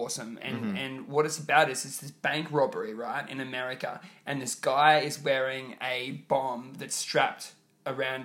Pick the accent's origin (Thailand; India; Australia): Australia; Queensland; Queensland, my home state